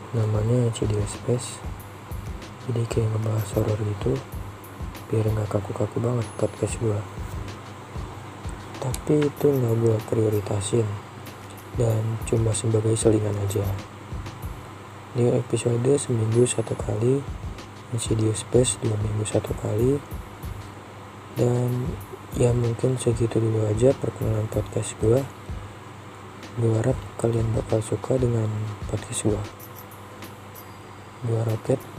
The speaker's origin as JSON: {"language": "Indonesian", "region": "Jakarta", "country": "Indonesia", "said": "Asal gua dari Jakarta."}